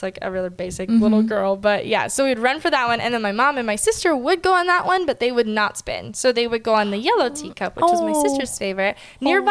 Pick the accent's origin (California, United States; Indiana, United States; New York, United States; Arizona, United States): Arizona, United States; So I grew up in Arizona.